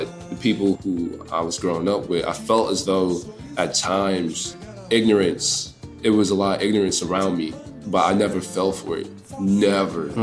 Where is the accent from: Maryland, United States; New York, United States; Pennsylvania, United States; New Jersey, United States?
Maryland, United States; Prince George's County; now in Washington, D.C., United States; I'm from PG County, Maryland, but it's like DMV, DC, it's like the same thing